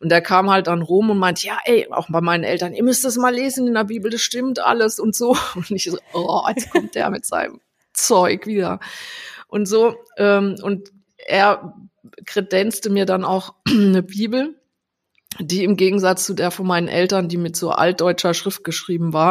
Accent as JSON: {"language": "German", "town": "Landau", "region": "Rhineland-Palatinate", "country": "Germany", "said": "Also ich, ähm, also ich komme ursprünglich aus Rheinland-Pfalz, aus Landau"}